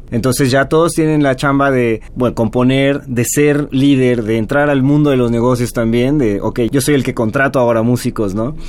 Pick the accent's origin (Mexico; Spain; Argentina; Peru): Mexico; Mérida, Yucatán; now in Mexico City, Mexico; yo soy originario de Mérida